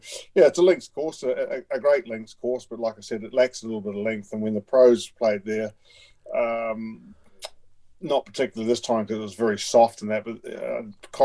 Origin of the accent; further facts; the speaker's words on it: Wellington, New Zealand; It's my hometown where I grew up